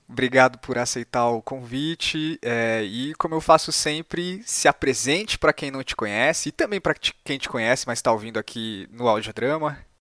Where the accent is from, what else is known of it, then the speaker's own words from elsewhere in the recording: Mauá, São Paulo, Brazil; Eu sou de Mauá